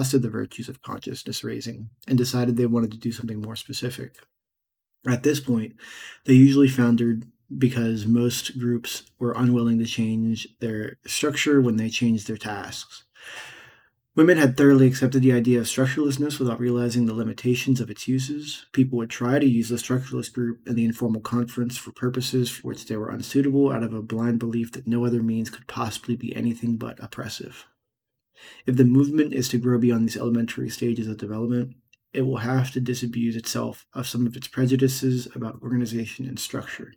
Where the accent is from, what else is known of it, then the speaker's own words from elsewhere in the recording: Pittsburgh, Pennsylvania, United States; I'm from Pittsburgh, and the dialect is somewhat strange, and it has a tendency to lead to mumbling